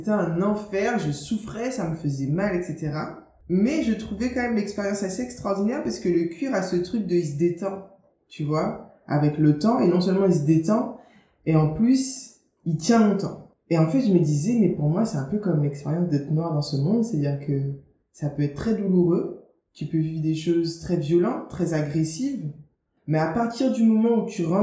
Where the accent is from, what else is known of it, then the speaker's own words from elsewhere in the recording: Guadeloupe, France; Je me définis comme une autrice africaine caribéenne parce que j'ai grandi en Guadeloupe, tu vois, j'ai grandi dans un contexte qui n'est pas euh, qui est différent de celui euh, d'une autrice qui aurait grandi, tu vois, dans un pays en Afrique.